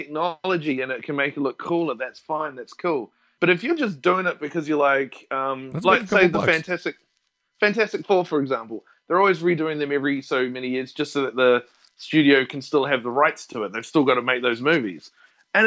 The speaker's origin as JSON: {"language": "English", "region": "Wellington", "country": "New Zealand", "also_born_or_lived": "Dunedin", "moved": "yes", "lives_now": "Australia", "said": "I'm from Wellington"}